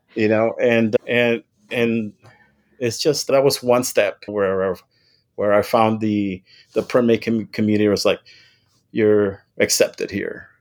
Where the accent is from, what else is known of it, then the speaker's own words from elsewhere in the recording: Weslaco, Texas, United States; also born or lived in Nuevo Progreso, Mexico / Kingsville, Texas; I'm originally from the Rio Grande Valley. I was born in West Loco, Texas, and I grew up on both sides of the border